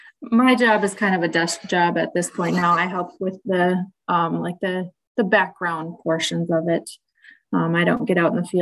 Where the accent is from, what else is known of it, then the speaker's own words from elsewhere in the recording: Wisconsin, United States; I'm back in my home state of Wisconsin now.